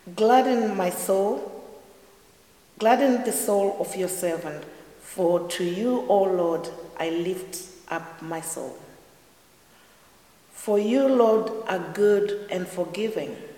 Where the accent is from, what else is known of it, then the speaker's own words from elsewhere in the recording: Zimbabwe; now in Ireland; I'm originally from Zimbabwe, which is the southern part of Africa, and I've lived in Ireland for over 20 years.